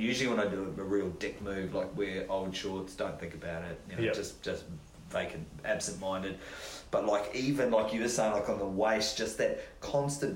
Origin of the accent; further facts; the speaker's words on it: Rotorua, Bay of Plenty, New Zealand; my hometown in Rotorua in New Zealand